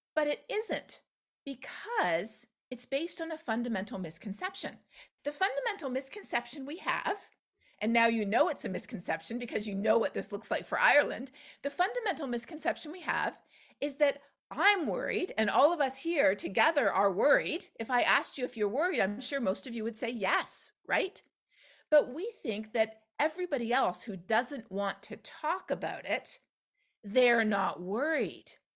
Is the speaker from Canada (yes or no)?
yes; Canada; now in Texas, United States; We see them where I live in the United States. We see them in my home country of Canada